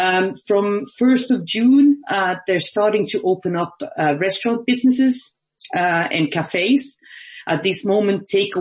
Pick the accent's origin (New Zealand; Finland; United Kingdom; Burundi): Finland; moved away as an adult; now in Ireland; So I'm normally based in Ireland, but I actually got locked in my home country of Finland.